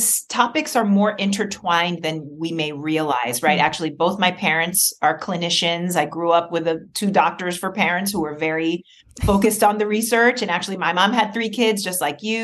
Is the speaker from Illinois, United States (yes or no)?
no; New York City, New York, United States; I grew up in New York City.